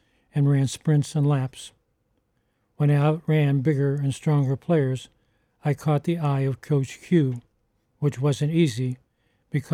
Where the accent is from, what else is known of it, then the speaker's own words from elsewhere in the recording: Pittsburgh, Pennsylvania, United States; my hometown Pirates